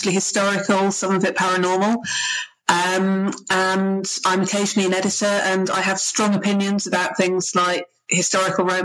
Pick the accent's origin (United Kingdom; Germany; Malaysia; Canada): United Kingdom; I'm a Brit